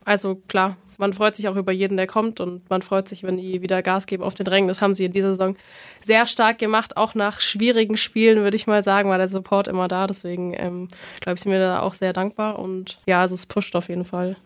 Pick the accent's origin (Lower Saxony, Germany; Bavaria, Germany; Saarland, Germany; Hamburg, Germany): Bavaria, Germany; Bamberg; komme gebürtig aus Bamberg